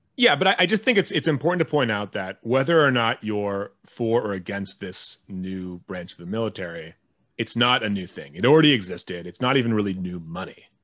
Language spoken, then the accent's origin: English; United States; an American who lives in this world where war does exist